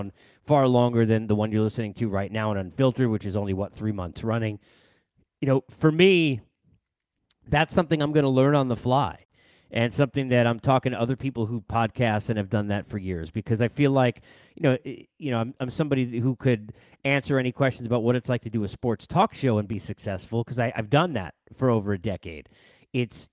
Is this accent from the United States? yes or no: yes; Massapequa, New York, United States; from Massapequa